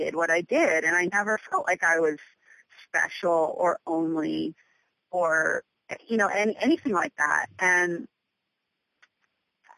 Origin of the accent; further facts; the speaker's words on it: Pennsylvania, United States; moved away; also born or lived in Boston / New York City; growing up in Pennsylvania